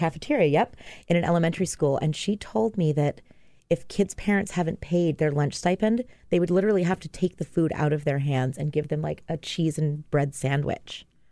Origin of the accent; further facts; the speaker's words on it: Maui, Hawaii, United States; moved away as an adult; also born or lived in New York; I grew up in Hawaii